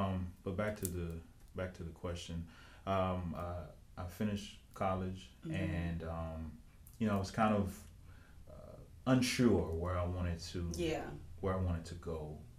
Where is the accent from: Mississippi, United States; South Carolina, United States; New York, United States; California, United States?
Mississippi, United States; moved away as an adult; now in New Orleans, United States; I'm a writer, director, producer. And I'm from Mississippi, believe it or not, and I'm down here in New Orleans pursuing the dream.